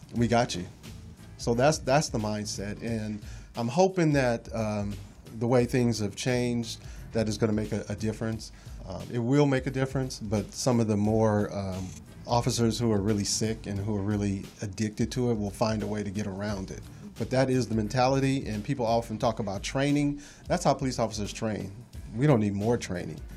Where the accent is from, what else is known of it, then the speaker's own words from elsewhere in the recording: Los Angeles, California, United States; I grew up in Los Angeles